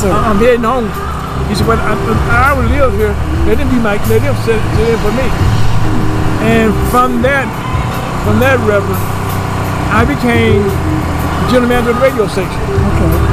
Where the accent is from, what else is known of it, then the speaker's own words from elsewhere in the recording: Vicksburg, Mississippi, United States; now in Missouri, United States; I came from the South myself. Yes, sir. I came by way of Vicksburg, Mississippi